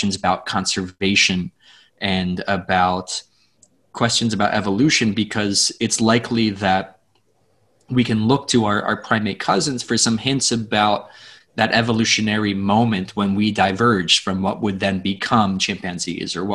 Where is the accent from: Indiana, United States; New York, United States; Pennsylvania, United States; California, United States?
Pennsylvania, United States; where I grew up in Pennsylvania